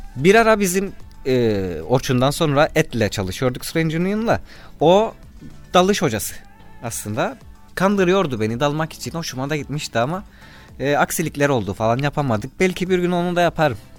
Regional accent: Cyprus; Kıbrıslı Akdeniz insanıyız

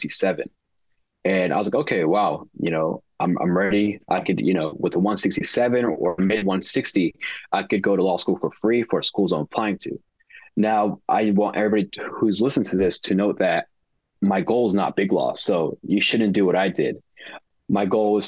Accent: Chicago, Illinois, United States; born and raised in Chicago.

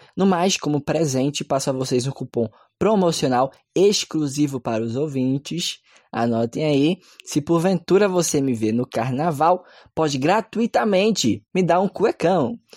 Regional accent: Pernambuco, Brazil; eu sou pernambucano

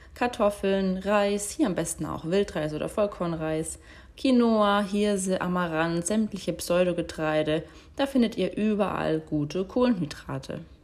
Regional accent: Germany; bei uns in Deutschland

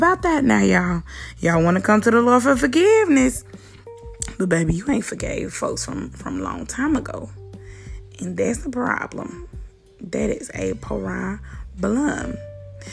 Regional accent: Mississippi, United States; I'm from Mississippi

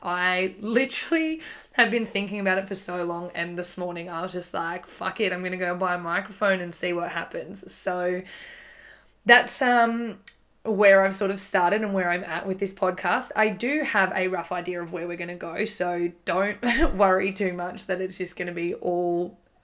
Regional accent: Gold Coast, Queensland, Australia; I'm from the Gold Coast

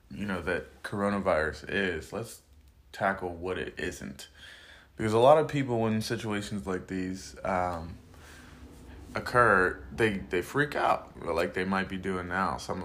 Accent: Piscataway, New Jersey, United States; now in Pittsburgh, United States; I was raised in Jersey most of my life.

